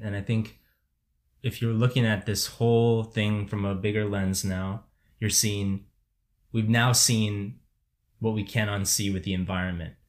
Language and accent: English; Barrington, Illinois, United States; moved away as an adult; I grew up in Barrington, which, you know, is, is this place. If people don't know it, it is extremely affluent, ninety-nine percent white community in the suburbs of Chicago